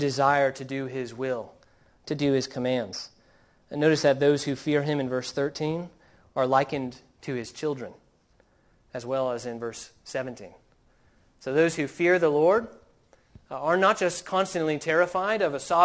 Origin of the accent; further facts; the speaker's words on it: Southern California, United States; growing up in Southern California